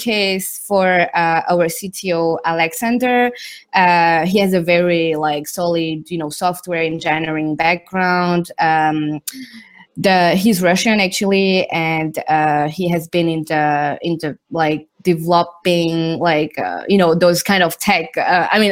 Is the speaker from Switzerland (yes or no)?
yes; Switzerland; moved away as an adult; also born or lived in Zurich / London; My dad is Thai. My mom is Indian, and I grew up in Switzerland